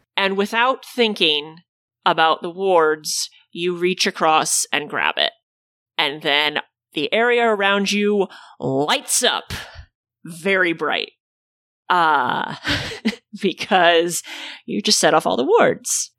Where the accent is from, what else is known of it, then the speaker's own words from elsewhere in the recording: Illinois, United States; My home state is one of the only places in the Midwest where abortion is legal